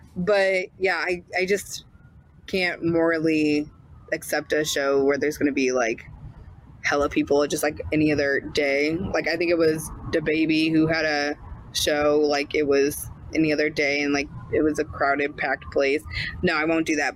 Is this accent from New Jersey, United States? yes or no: no; St. Louis, Missouri, United States; also born or lived in Boston; I'm from St. Louis